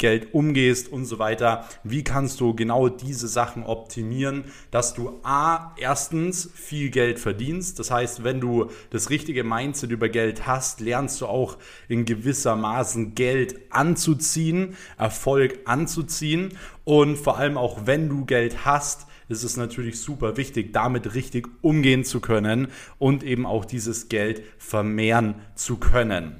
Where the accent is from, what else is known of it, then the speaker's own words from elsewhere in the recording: Germany; bei uns in Deutschland